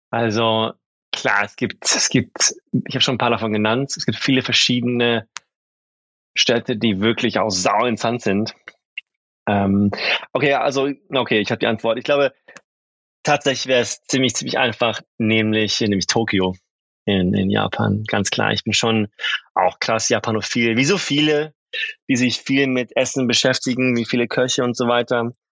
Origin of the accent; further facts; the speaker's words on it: Sweden; now in Germany; mit meinem Background und so weiter, als halt, Schwede bin ich auch sehr oft in Skandinavien